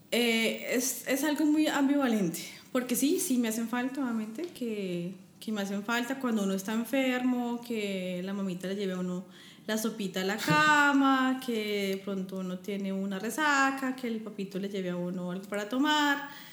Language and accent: Spanish; Bogotá, Colombia; moved away as an adult; also born or lived in Frankfurt, Germany; now in Germany; yo vengo de Bogotá, estoy acostumbrada al frío